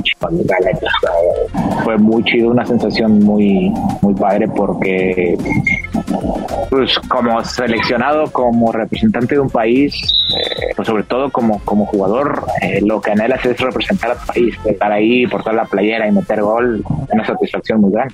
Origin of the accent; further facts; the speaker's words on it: Mexico; como mexicano